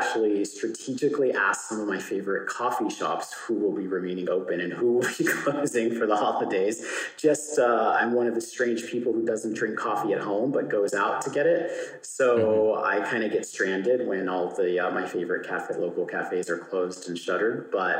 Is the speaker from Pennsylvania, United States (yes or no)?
no; California, United States; I think, as you mentioned, being Californian as well, we're just very smiley people.